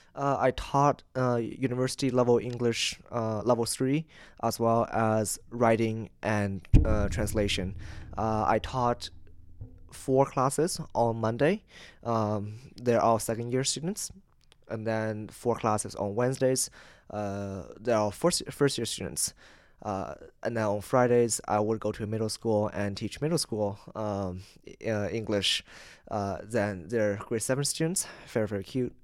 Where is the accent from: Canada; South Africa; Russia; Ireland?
Canada; I'm from Canada, twelve, thirteen hours away on the opposite side of the world.